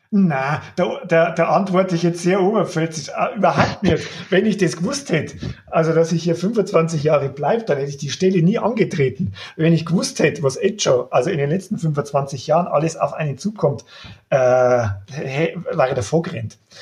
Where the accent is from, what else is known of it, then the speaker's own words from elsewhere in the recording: Upper Palatinate, Bavaria, Germany; moved away; ich bin ja gebürtiger Oberpfälzer, ich war lang weg, hatte nicht geplant zurückzukommen